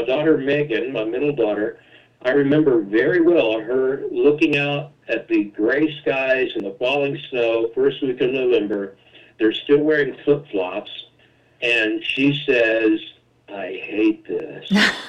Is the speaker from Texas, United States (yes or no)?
yes; Dallas, Texas, United States; moved away as an adult; also born or lived in Buffalo, New York; and I'm from Dallas area.